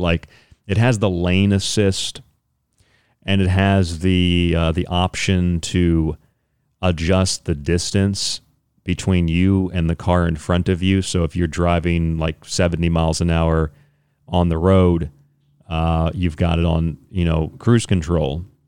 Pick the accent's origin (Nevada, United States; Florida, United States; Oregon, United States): Florida, United States; Central; I grew up around here in Florida, around the Central Florida area, Saint Petersburg, Tampa